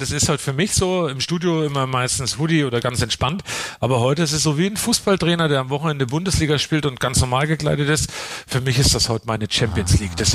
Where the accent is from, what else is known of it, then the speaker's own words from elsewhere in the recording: Coburg, Bavaria, Germany; Ich bin aus Coburg. Ähm, und äh, der Coburger an sich hat ja nicht wirklich den, den einen Dialekt.